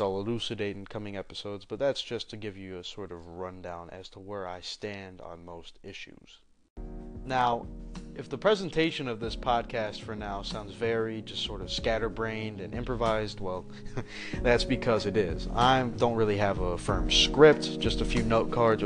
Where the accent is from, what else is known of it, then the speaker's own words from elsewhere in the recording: United States; As an American